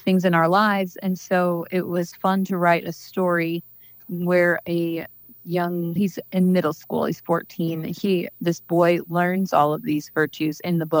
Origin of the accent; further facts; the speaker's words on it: Washington, Missouri, United States; I grew up in Washington, Missouri, and I live there now and with my kids